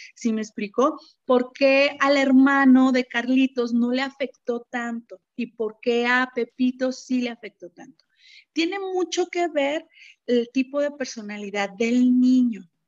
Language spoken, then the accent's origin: Spanish; Fresnillo, Zacatecas, Mexico; moved away; also born or lived in Monterrey; después me mudo a mi tierra natal, que es este Fresnillo, Zacatecas. Actualmente este, eh, vivo aquí